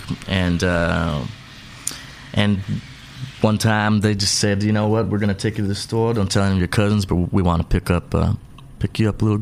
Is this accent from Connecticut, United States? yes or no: no; San Diego, California, United States; also born or lived in El Paso, Texas; I'm originally from El Paso, Texas. That's where mama had me, but I was raised in San Diego